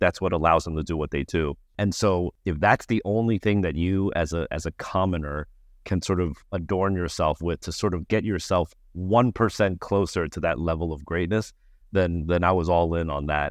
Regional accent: United States; I'm Asian American

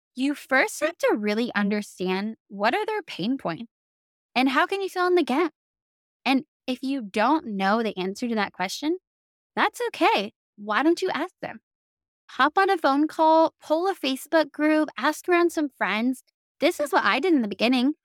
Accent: the South, United States; accent: southern; other people who live in the South, my southern accent starts to slip out

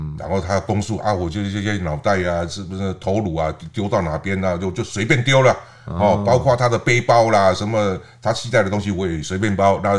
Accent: Taiwan; 哦，我们台湾人呢都是很热情。你看我之前在台南，这位李姓大哥也是让我去住他家，

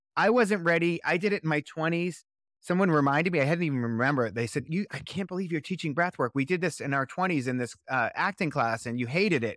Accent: Boston, Massachusetts, United States; now in Los Angeles, United States; I'm originally from Boston, Massachusetts

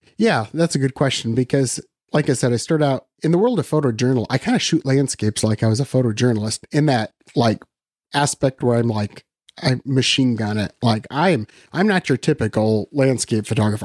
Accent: Western Iowa, United States; I'm from Iowa, so I've always lived in Iowa. So I grew up in Western Iowa

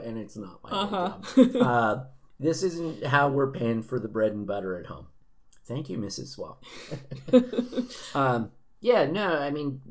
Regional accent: Southern California, United States; bands I grew up with in Southern California

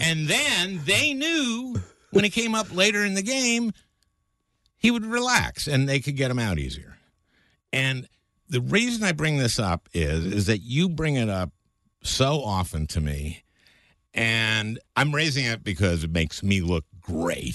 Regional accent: St. Louis Park, Minnesota, United States; I grew up in Saint Louis Park

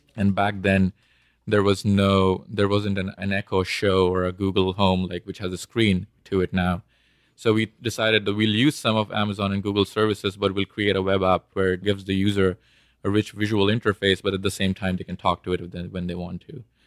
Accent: India; moved away as an adult; also born or lived in Bombay / Austin / Houston; I was born and raised in India

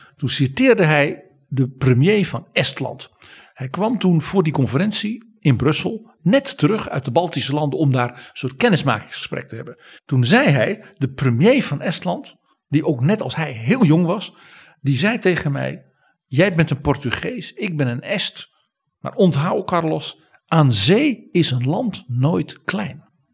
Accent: Netherlands

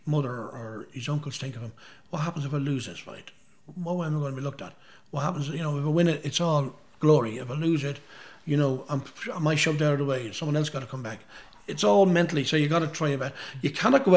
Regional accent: Dundalk, Leinster, Ireland; Dundalk, my hometown

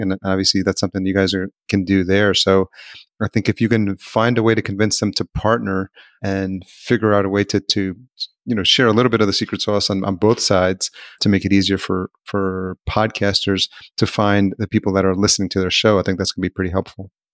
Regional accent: New York, United States; I grew up in New York

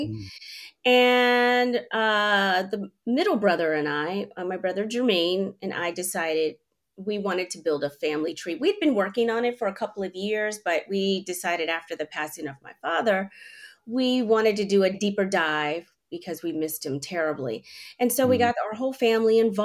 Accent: Washington, District of Columbia, United States; moved away as an adult; also born or lived in California; I was living in California at the time. I'm from the East Coast, from the DC area

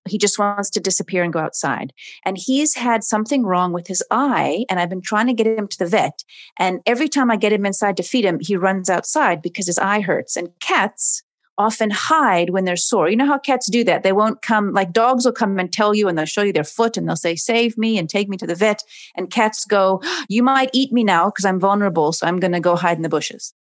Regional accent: Oregon, United States; moved away as an adult; now in Cape Town, South Africa; I'm originally from Oregon

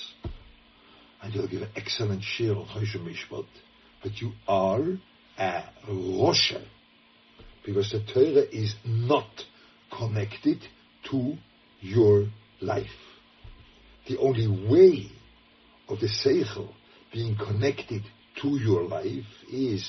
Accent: Lucerne, Switzerland; I was growing up in Luzern, a very Catholic town

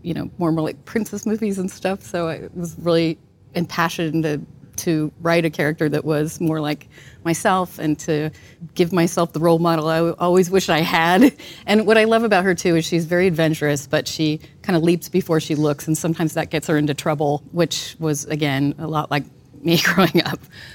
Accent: Ventura, California, United States; I grew up in Ventura, a little seaside town where I was a surfer and a skateboarder

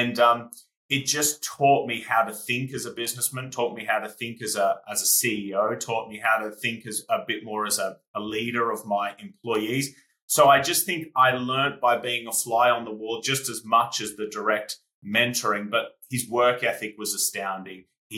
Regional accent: Australia; now in United Kingdom; when I came from Australia to the UK, I had no idea who he was, which to English people is crazy

